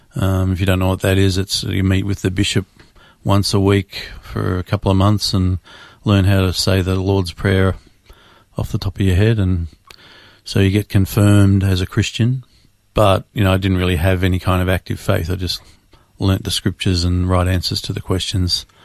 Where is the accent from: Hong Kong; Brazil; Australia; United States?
Australia; Melbourne, Victoria; Born and raised in Melbourne, Australia.